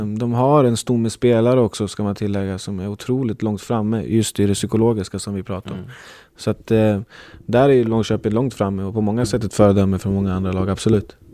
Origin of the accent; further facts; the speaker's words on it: Uppsala, Uppsala County, Sweden; jag är från Uppsala